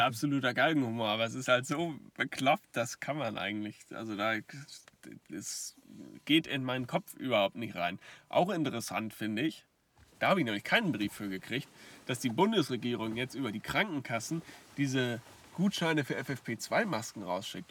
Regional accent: Lower Saxony, Germany; Hier bei uns in Niedersachsen

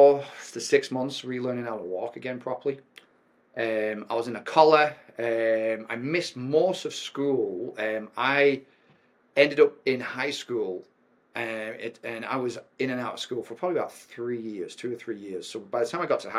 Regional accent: North West England, United Kingdom; now in St. George, United States; I was born in a very wet, cold, damp land. So I'm from the northwest of England. My hometown is famous for building nuclear submarines

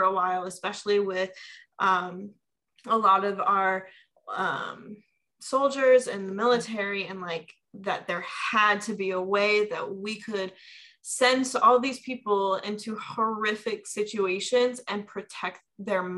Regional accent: Omaha, Nebraska, United States; moved away as an adult; now in Chicago, United States; I'm from Omaha, Nebraska. I was born and raised there. At 18, I moved to Chicago area

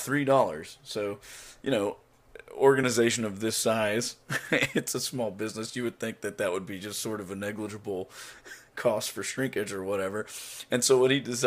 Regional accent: Oklahoma, United States; the place where I grew up in Oklahoma was a railroad town

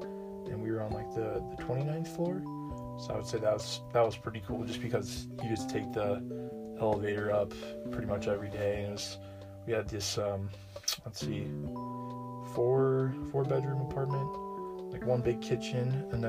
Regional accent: South Korea; English is a second language; As growing up in Korea and everything, I never was super active, I would say.

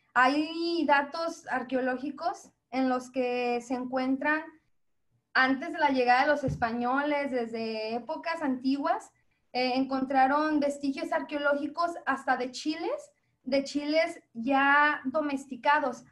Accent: Mexico; como mexicanos

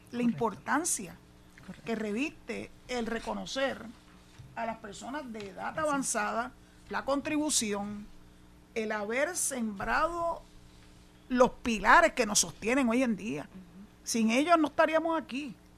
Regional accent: San Juan, Puerto Rico; moved away as an adult; also born or lived in Boquerón, Cabo Rojo; now in Cabo Rojo, Puerto Rico; yo soy nacida y criada en San Juan, que no se equivoquen, los oyentes lo saben, pero yo decidí venir a vivir para acá hace 21 años.

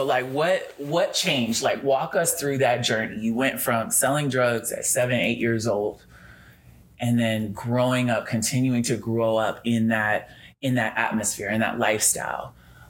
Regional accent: Vancouver, Washington, United States; I grew up in Vancouver, Washington, you know, like suburbs.

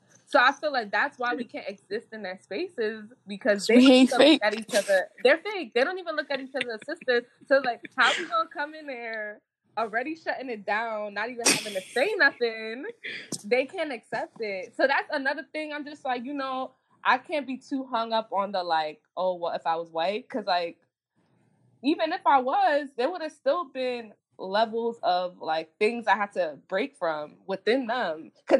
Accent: Jamaica; Even like me, like I realized like I'm Jamaican. So like Jamaicans are naturally just aggressive people

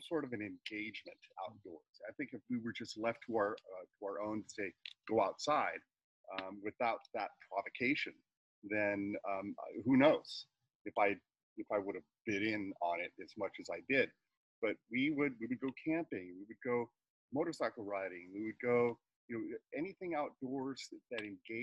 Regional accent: California, United States; now in Michigan, United States; I was born and raised in California

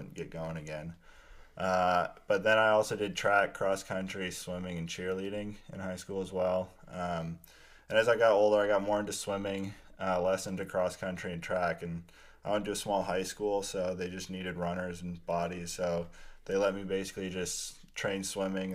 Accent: Pella, Iowa, United States; also born or lived in Grand Rapids, Michigan; I grew up in Pella, Iowa, a small like Dutch town

